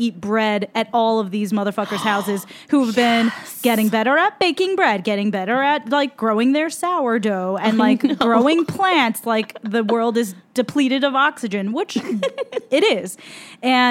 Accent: Southern California, United States; we grew up in SoCal

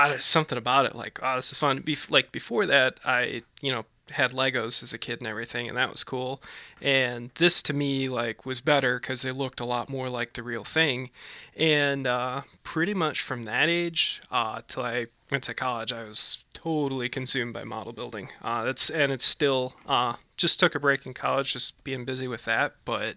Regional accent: Manitowoc, Wisconsin, United States; my hometown of Manitowoc, Wisconsin

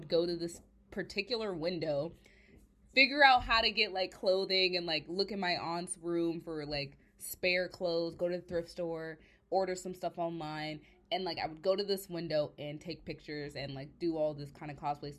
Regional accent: Virginia, United States; moved away; also born or lived in Georgia; I'm originally from Virginia, and I moved to Georgia for a little bit

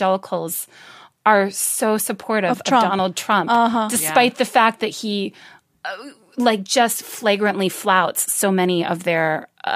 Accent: Washington, District of Columbia, United States; I grew up in the Washington, D.C. suburbs

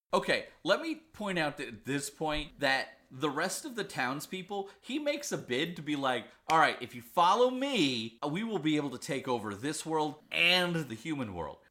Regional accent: Pennsylvania, United States; I'm from Pennsylvania as well

